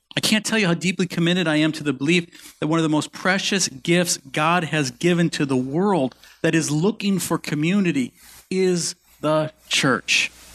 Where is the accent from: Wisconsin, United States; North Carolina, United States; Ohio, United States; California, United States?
Wisconsin, United States; Milwaukee; my parents grew up here. So my, so my mom's, my mom's mom and dad lived about ten minutes one side of us